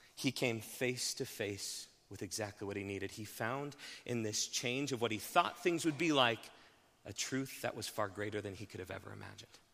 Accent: Haxtun, Colorado, United States; I grew up in Haxton

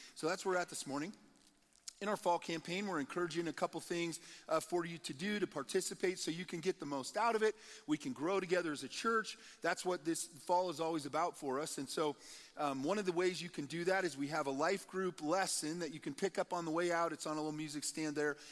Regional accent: Nebraska, United States; moved away as an adult; also born or lived in Colorado; We were from Nebraska originally

